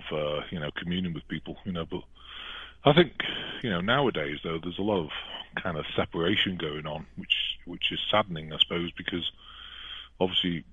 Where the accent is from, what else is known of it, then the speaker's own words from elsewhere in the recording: England, United Kingdom; moved away as an adult; now in United States; I'd never want to go back to England. No offense to the British people, but, you know, and I was British, I'm now American, but I just don't speak American.